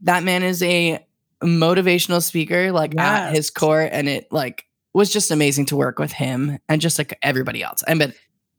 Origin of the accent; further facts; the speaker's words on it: East Rockaway, New York, United States; East Rockaway, so it's like Oceanside, Rockaway.